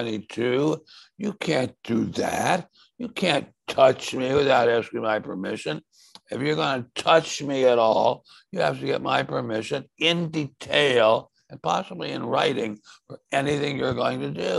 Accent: Washington, District of Columbia, United States; I grew up in Washington.

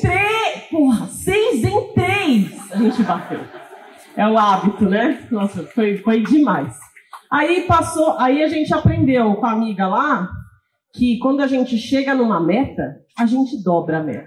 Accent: São Paulo, Brazil; Eu sou de São Paulo.

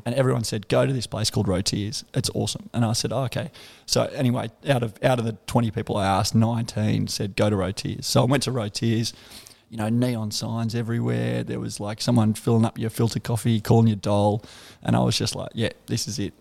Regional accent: Canberra, Australian Capital Territory, Australia; moved away as an adult; I'm from Canberra, um, a suburb called McGregor. Um, yeah, grew up there, uh, lived there till I was about thirty odd.

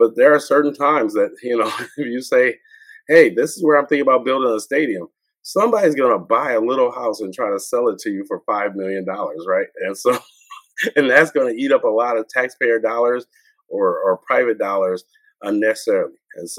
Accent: Detroit, Michigan, United States; And people say, where are you from? Oh, I'm from Detroit. And so it's I always had an expectation of coming back. I always felt like Detroit is an amazing city.

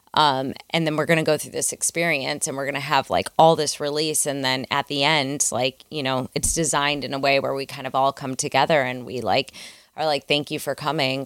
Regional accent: Midwest, United States; I grew up in the Midwest, um, sort of in the middle of, like, a cornfield

